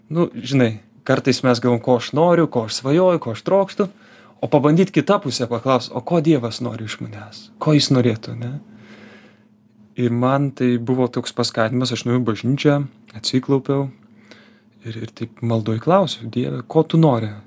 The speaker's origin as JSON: {"language": "Lithuanian", "country": "Lithuania", "said": "esu iš Lietuvos"}